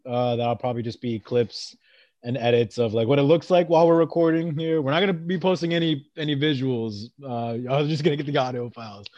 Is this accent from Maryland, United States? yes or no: yes; Maryland, United States; moved away as an adult; also born or lived in Worcester, Massachusetts / Rhode Island; now in Great Lakes, United States; And then the majority of my life, I did live in Maryland